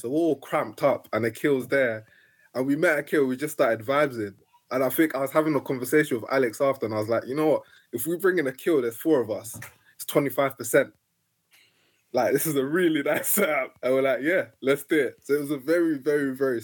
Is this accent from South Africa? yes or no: no; London, United Kingdom; also born or lived in Nigeria; I grew up in Camberwell, like literally opposite the Camberwell College of Arts